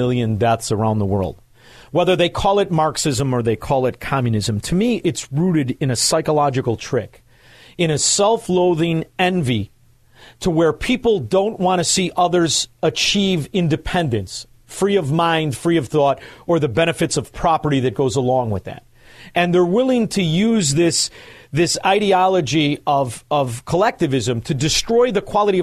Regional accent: Chicago, Illinois, United States; I'm from Chicago

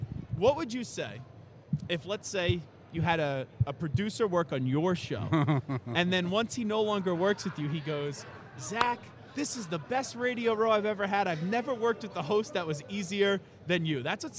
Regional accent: Long Island, New York, United States; Long Island.

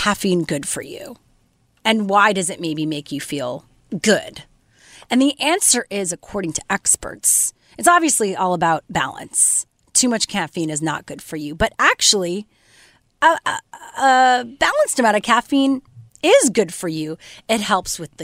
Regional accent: Montreal, Quebec, Canada; moved away; growing up in Montreal, which is very European, like I grew up with coffee culture

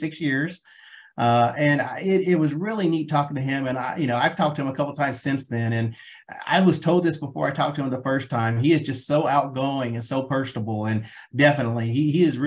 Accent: Oklahoma, United States; also born or lived in Redondo Beach, California; I moved to Oklahoma when I was 6 months old

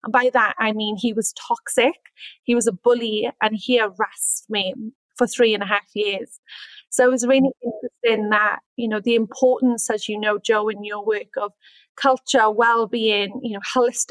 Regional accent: Wales, United Kingdom; moved away as an adult; also born or lived in Sydney, Australia; now in Orange, Australia; I'm from Wales. And I came to Australia in 2013 as a young, ambitious backpacker

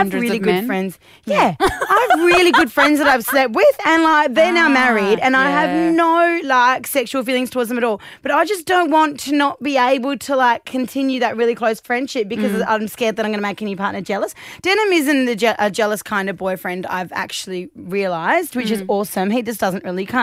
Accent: Australia; being Australian

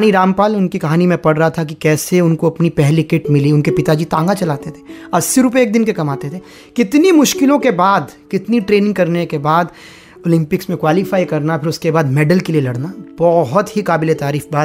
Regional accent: Kurukshetra, Haryana, India; मैं खुद कुरुक्षेत्र से हूँ और मैंने वहाँ पर हॉकी खेलते बहुत से लोगों को देखा है

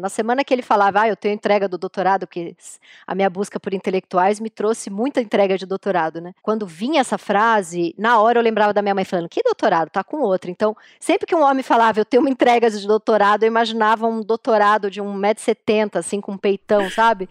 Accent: São Paulo, Brazil; Apesar da gente ter nascido em São Paulo, mas a gente vem da Zona Leste

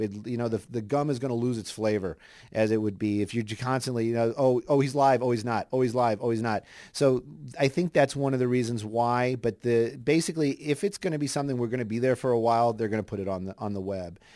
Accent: Los Angeles, California, United States; I grew up up here in Los Angeles

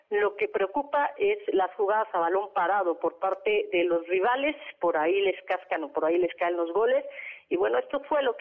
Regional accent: Mexico; Somos mexicanos y somos guerreros.

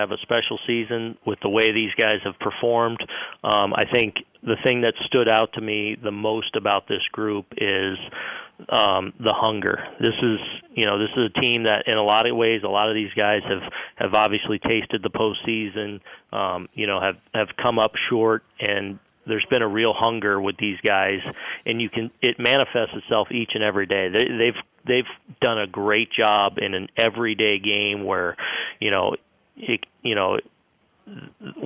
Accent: West Coast, United States; moved away; being from the West Coast

